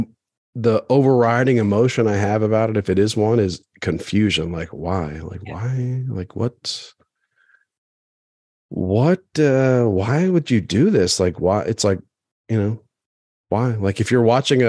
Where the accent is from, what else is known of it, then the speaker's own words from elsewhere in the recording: Maryland, United States; I grew up in Maryland, but I was Episcopalian